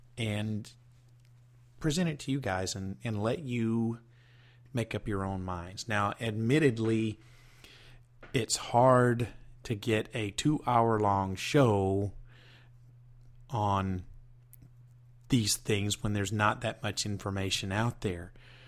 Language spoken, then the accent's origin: English; Southern United States, United States; Just because I'm from the South and I'm doing a special series here on Southern cryptids doesn't make it any easier for me to find out information.